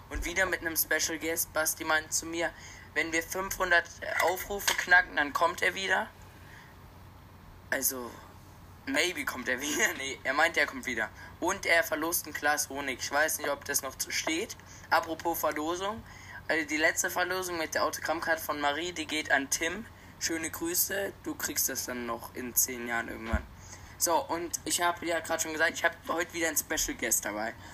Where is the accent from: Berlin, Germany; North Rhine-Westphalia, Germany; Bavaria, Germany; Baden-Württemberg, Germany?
Bavaria, Germany; Neufahrn; Wir kommen aus Neufern. Eching ist das Nachbardorf.